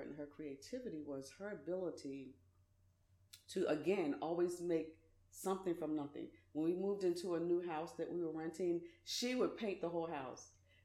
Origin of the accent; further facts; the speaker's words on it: Philadelphia, Pennsylvania, United States; Graduated from high school, Philadelphia, lived in Philly. I'm from Philly